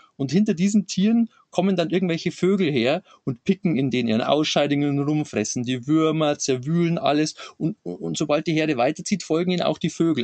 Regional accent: Lower Bavaria, Germany; accent: Bavarian; ich bin, bin aus Niederbayern

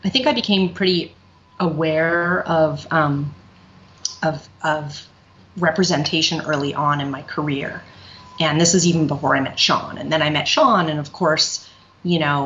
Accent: Vancouver, British Columbia, Canada; also born or lived in New York; now in Brooklyn, United States; I'm originally from Vancouver, Canada, but I've been living in New York since 1991

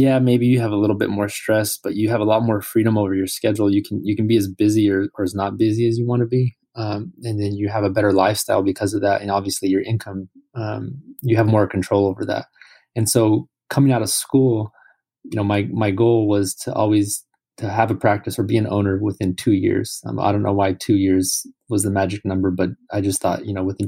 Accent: California, United States; we're both from California

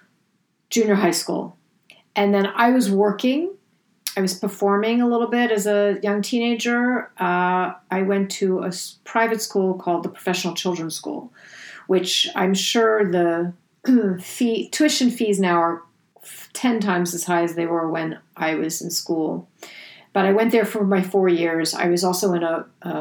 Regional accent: New York City, New York, United States; I was raised in New York City in a rent stabilized apartment on Park Avenue

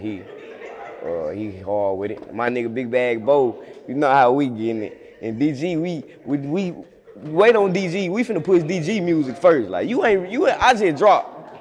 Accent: United States; also born or lived in Memphis, Tennessee / Osceola, Arkansas; I'm from Memphis slash Osceola. I stay in Osceola

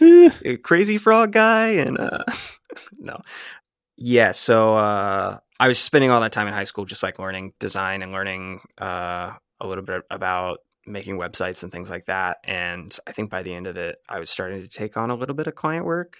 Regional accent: Jacksonville, Florida, United States; moved away as an adult; also born or lived in Mobile, Alabama; I'm from Jacksonville, Florida

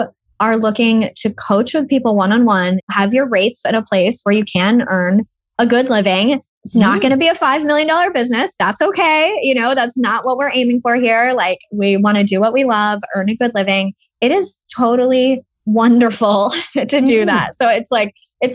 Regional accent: Austin, Texas, United States; moved away as an adult; now in United Kingdom; I'm originally from Austin. That's right. Austin, Texas.

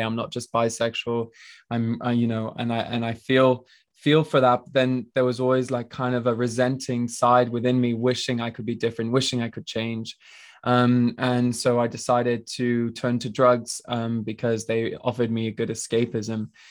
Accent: France; moved away; also born or lived in Switzerland; I was born in Switzerland and I grew up in France in, like, a really small, uh, village with, like, four hundred people

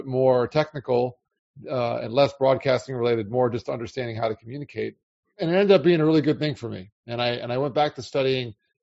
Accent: South Florida, United States; also born or lived in Long Island, New York; I spent most of my life growing up in South Florida

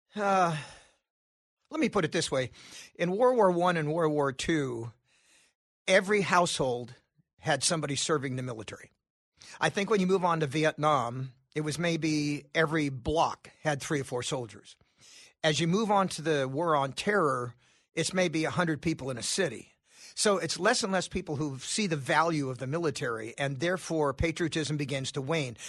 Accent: California, United States; moved away; also born or lived in Nashville; I'm from California, so I worked on his gubernatorial campaign

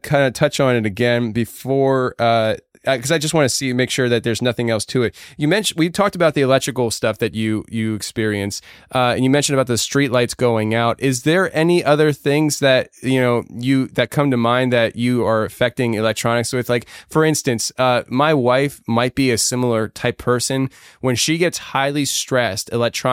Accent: Philadelphia, Pennsylvania, United States; I'm from the Philly area

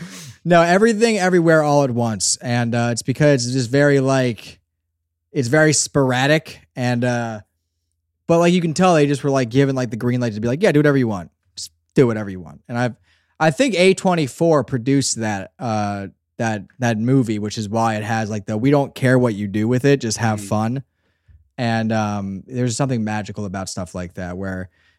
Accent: Pennsylvania, United States; I'm from Southeastern Pennsylvania. We're about … here. And we just remember the lines. You come out swinging from a South Philly basement, baby.

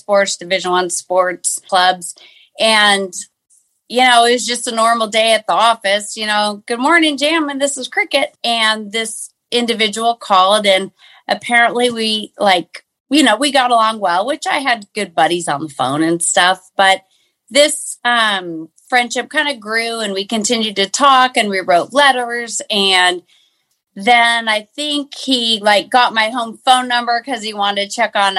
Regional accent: Phoenix, Arizona, United States; also born or lived in Fullerton, California; now in Peoria, United States; I was born and raised in Phoenix, Arizona

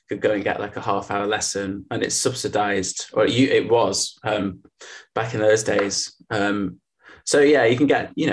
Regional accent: Littleborough, North West England, United Kingdom; also born or lived in Rochdale; I was born just in Rochdale, which is a town which is just slightly northeast of Manchester

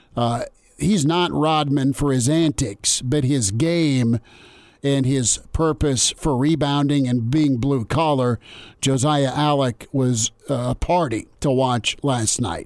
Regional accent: Lincoln, Nebraska, United States; growing up in Lincoln

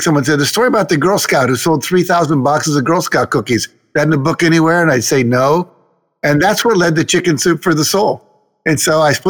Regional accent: Wheeling, West Virginia, United States; moved away as an adult; also born or lived in Los Angeles; I grew up in Wheeling, West Virginia

